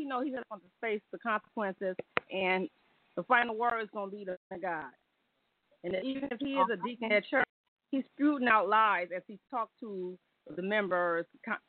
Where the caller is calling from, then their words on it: Detroit, Michigan, United States; from Detroit.